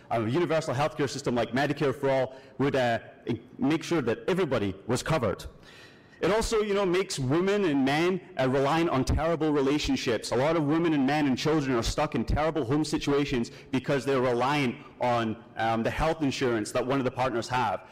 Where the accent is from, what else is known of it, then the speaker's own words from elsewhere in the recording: Scotland, United Kingdom; accent: Scottish; moved away as an adult; now in Kalamazoo, United States; if you can kind of hear the accent here, I'm not from these parts, I'm actually Scottish. So I had the luxury of growing up under a universal healthcare system